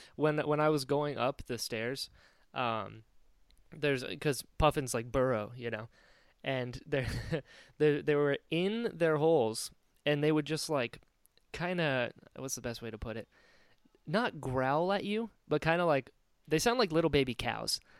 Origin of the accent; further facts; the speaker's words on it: Florida, United States; also born or lived in North Carolina; I was born in North Carolina, and then at six moved to Florida.